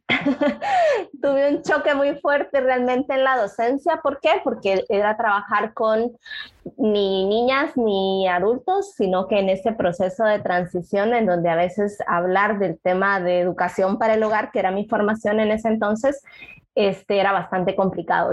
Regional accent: Puerto Barrios, Izabal, Guatemala; also born or lived in Guatemala City; Yo soy originaria de Izabal, nací en Puerto Barrios y pues acá la formación del nivel medio

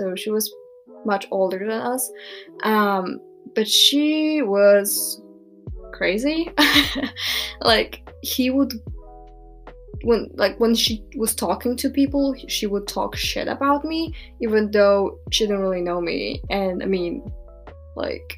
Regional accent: Poland; born or raised there

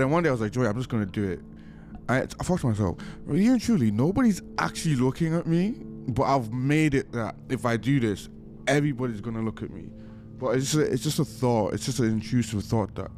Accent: Ireland; also born or lived in Nigeria; now in Manchester, United Kingdom; I'm from Nigeria. Grew up in Ireland. Live in Manchester.

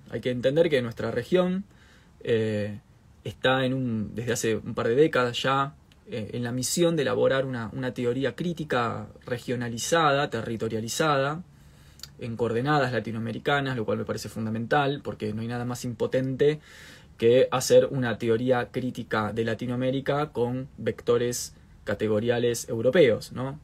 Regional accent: Argentina

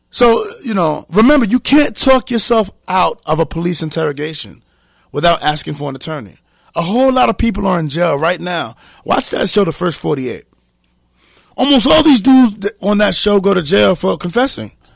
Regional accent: New York City, New York, United States; I'm from Harlem

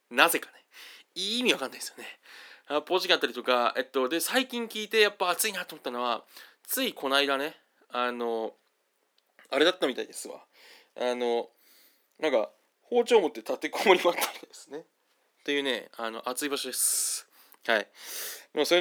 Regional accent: Kawaguchi, Saitama, Japan; その川口市出身っていうのが何というかやったる世界につながってるんですよね

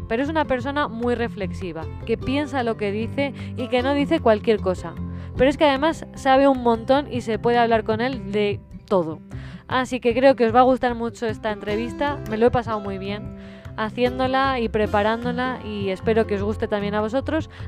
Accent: United States; born there; nací en Estados Unidos y Chris siempre, Chris es mi marido.

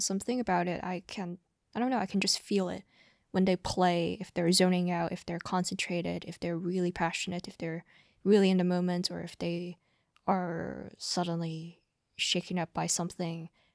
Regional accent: Hong Kong; I grew up in Hong Kong

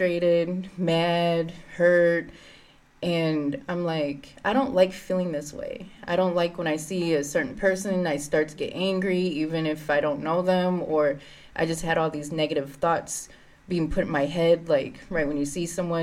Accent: St. Paul, Minnesota, United States; I grew up in the Frogtown neighborhood.

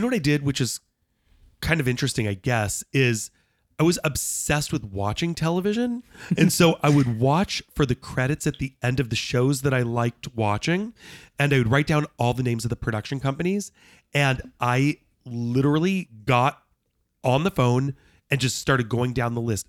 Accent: Los Angeles, California, United States; moved away as an adult; also born or lived in Knoxville; growing up in Los Angeles with not a single member of my family in, in the entertainment

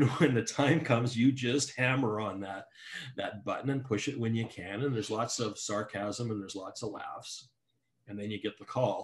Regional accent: Calgary, Alberta, Canada; I grew up in West End, Calgary, a community called Bowness

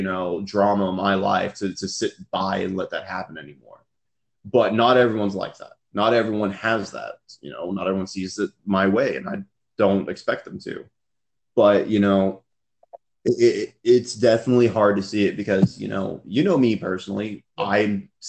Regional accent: Texas, United States; also born or lived in California; We moved to Texas from California

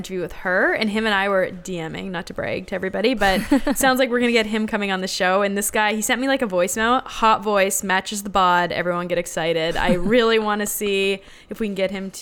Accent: Canada; now in United States; as a Canadian

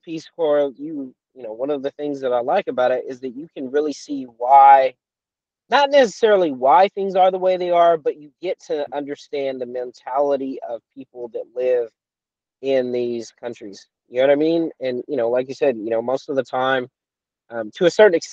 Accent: United States; as an American, you know, as somebody from the States

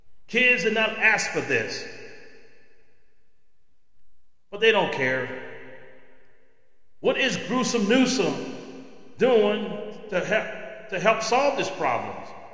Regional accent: Los Angeles, California, United States; when I was a kid growing up in East Los Angeles.

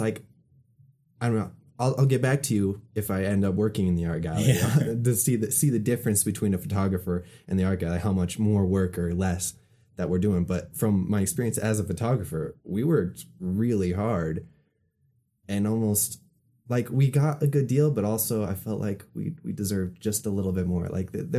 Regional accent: Utah, United States; I say I'm from Utah. They ask me if I'm Mormon.

